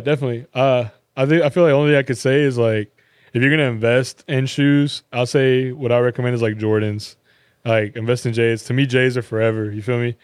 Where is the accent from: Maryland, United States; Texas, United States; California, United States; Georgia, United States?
California, United States; moved away; growing up in Cali